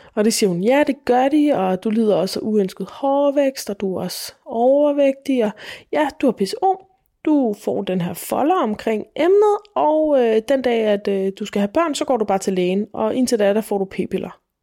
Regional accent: Falster, Zealand, Denmark; Jeg er født og opvokset på Falster

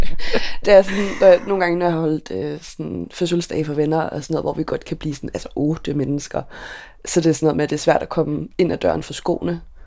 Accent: Køge, Zealand, Denmark; moved away as an adult; now in Copenhagen, Denmark; dengang der boede jeg hjemme i Køge hos mine forældre

